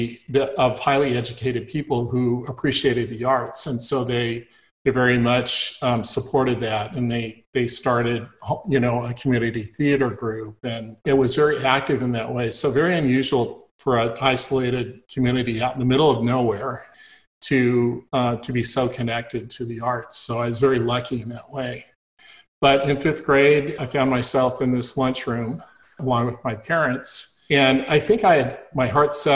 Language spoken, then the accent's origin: English; Ridgecrest, California, United States; this was out in the middle of the desert where I grew up. I was born in Ridgecrest, California